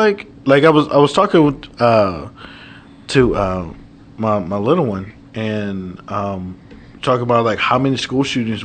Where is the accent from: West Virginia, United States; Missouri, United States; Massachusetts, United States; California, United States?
California, United States; Oakland; I grew up in Oakland right around the time that, you know, Reagan put crack in the hood.